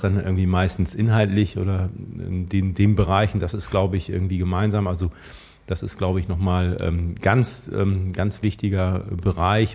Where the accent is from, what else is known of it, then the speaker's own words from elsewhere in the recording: Schleswig-Holstein, Germany; wir als Schleswig-Holsteiner